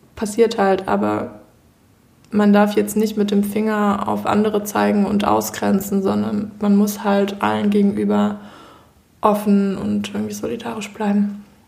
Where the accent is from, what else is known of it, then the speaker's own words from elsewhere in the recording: Germany; wir als Deutsche